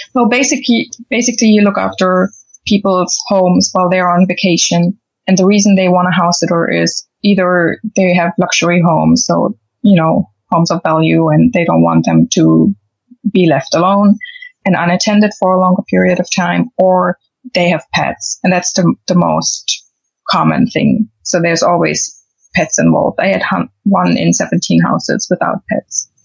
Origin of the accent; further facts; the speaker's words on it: Germany; moved away as an adult; also born or lived in London, United Kingdom; I'm from Germany